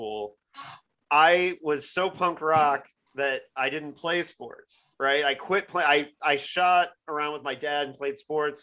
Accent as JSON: {"language": "English", "town": "Bloomington", "region": "Indiana", "country": "United States", "tie": "born or raised there", "moved": "as an adult", "lives_now": "Portland, United States", "said": "I'm from Bloomington, Indiana. My dad was a professor at Indiana University"}